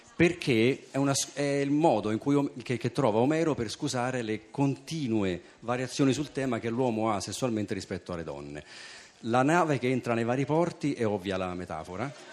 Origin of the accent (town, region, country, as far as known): Italy